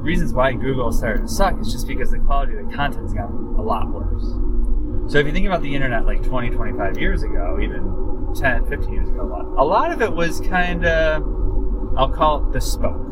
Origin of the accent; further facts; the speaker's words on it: Buffalo, New York, United States; growing up in Buffalo in the 80s, there was a whole bunch of local department stores.